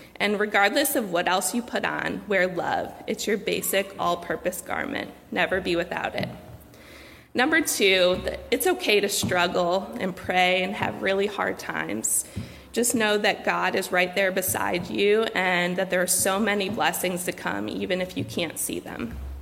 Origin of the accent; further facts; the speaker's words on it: Cleveland, Ohio, United States; I grew up in Cleveland